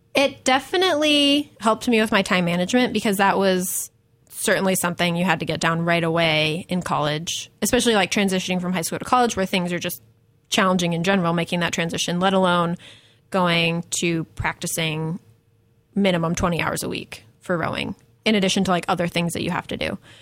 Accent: Buffalo, New York, United States; moved away as an adult; also born or lived in Tulsa, Oklahoma; I grew up in Buffalo, New York

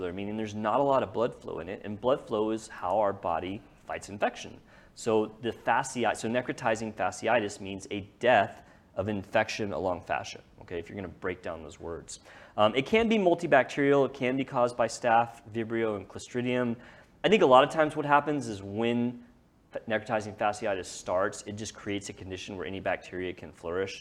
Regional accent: Lewisville, Texas, United States; I grew up on the lake. I grew up there.

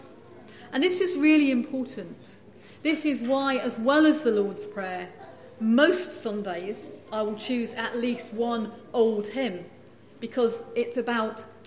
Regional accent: England, United Kingdom; moved away as an adult; now in Scotland; I grew up in England

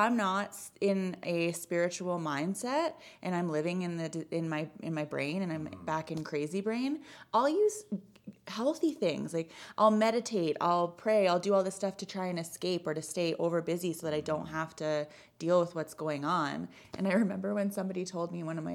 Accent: Kelowna, British Columbia, Canada; moved away as an adult; now in Calgary, Canada; I grew up in BC. I'm originally from Kelowna

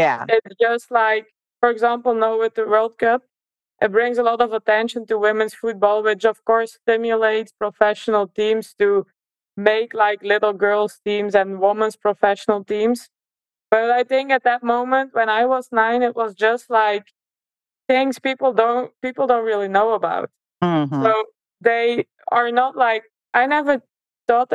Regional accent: Belgium; moved away as an adult; now in Scotland; growing up in Belgium was, for me, a really nice experience

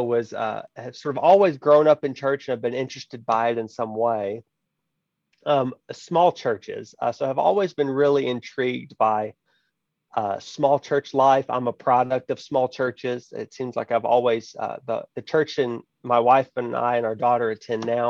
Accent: High Island, Texas, United States; The town, actual town, is much smaller, High Island, Texas

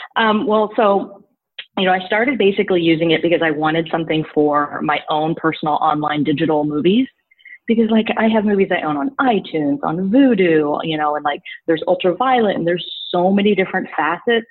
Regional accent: Missouri, United States; moved away as an adult; now in New York, United States; I'm originally from Missouri, so like I transplanted to New York in like 2007.

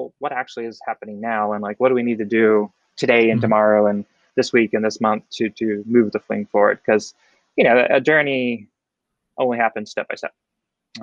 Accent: Oregon, United States; I grew up in the Northwest, so that's like in Oregon

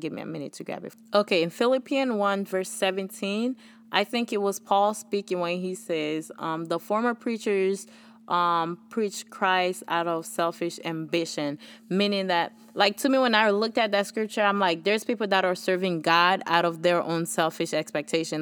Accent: Haiti; accent: Haitian; moved away; My Haitian accent

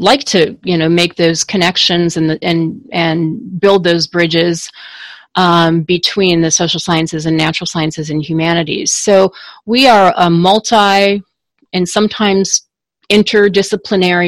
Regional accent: Minnesota, United States; moved away as an adult; also born or lived in Washington, D.C.; I wanted to move back to Minnesota, my home state

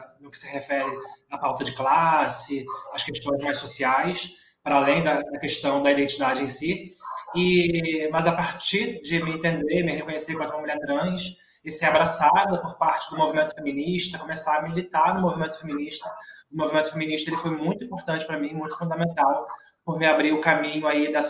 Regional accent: São Gonçalo, Rio de Janeiro, Brazil; É, sou de São Gonçalo, filha de uma empregada, ex-empregada doméstica e um cobrador de ônibus. É, cresci sendo uma jovem no bairro do Zumbi, que é, que é uma periferia de São Gonçalo, que já é uma cidade periférica.

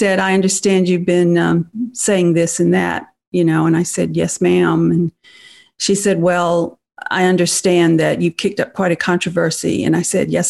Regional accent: Deep South, United States; growing up in the Deep South in pre-feminism. Mm-hmm. I was raised in a small town

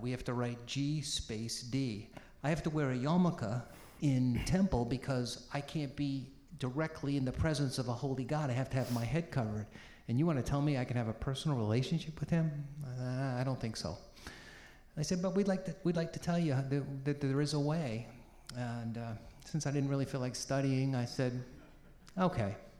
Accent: Peabody, Massachusetts, United States; also born or lived in Boston; I was born in Boston, uh, grew up in a, a, very ethnic working class city called Peabody

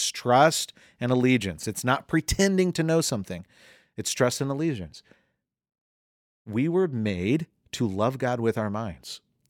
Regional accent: Southern United States, United States; accent: Southern; I'm from the fried chicken south. {S2} Mercy. Bless {S1} you. I am from the deep south. If you ever listened to my mom talk, my brother talk, you'd be like, yes.

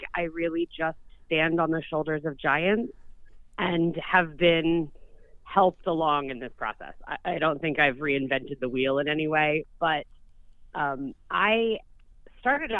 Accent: Maryland, United States; Maryland Saddlery, in my home state

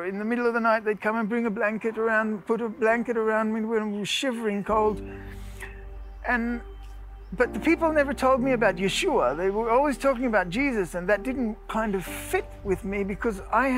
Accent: Australia; also born or lived in Netherlands / South Africa / France; now in Israel; I was born in Holland, grew up in Australia, South Africa, a little bit of France, and then we did Aliyah.

